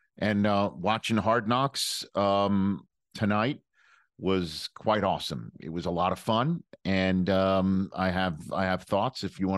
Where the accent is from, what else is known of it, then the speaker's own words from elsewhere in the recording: Staten Island, New York, United States; Staten Island is where I grew